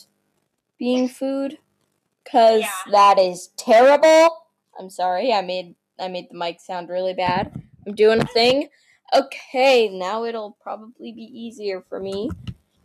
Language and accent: English; Nebraska, United States; We're from Nebraska